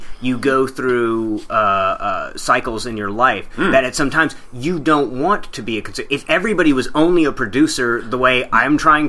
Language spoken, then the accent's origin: English; the South, United States; accent: southern; My southern accent definitely gets thicker when I get more frustrated.